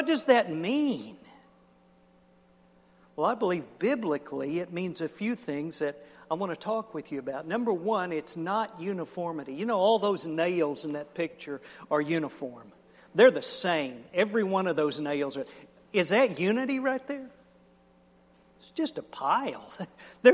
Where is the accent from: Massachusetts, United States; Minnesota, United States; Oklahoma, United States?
Oklahoma, United States; I was raised in Oklahoma